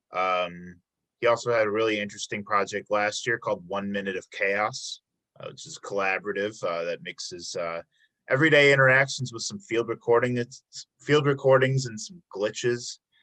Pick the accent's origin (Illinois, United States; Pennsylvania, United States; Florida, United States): Illinois, United States; Chicago; moved away as an adult; now in Milwaukee, United States; I'm from Illinois, uh, the Chicago area